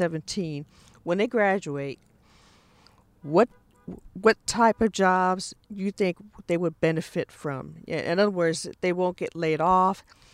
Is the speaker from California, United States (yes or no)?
yes; California, United States; I was born and raised in California